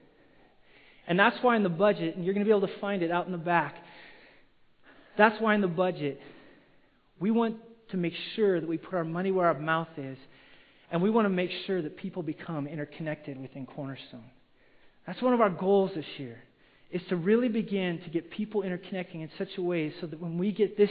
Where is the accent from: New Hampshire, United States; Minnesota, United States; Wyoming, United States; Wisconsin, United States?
Wyoming, United States; now in Simi Valley, United States; I grew up in Wyoming, which is it's a cowboy state